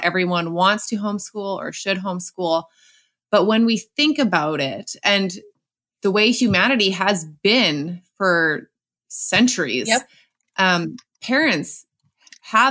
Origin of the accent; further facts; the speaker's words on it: Canada; as a Canadian